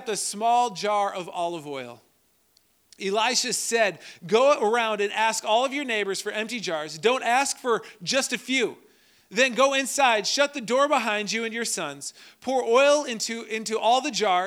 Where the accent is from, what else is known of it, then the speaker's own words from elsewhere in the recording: Minnesota, United States; I'm from Minnesota